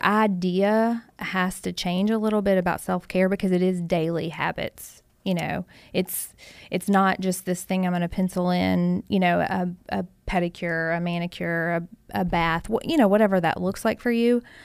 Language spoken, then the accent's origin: English; Hancock County, Kentucky, United States; I grew up in Hancock County, so not very far away